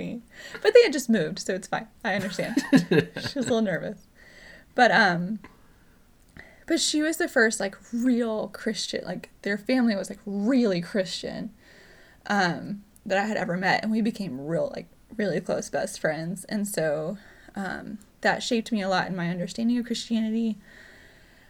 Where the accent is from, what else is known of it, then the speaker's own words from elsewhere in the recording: North Carolina, United States; I was born in North Carolina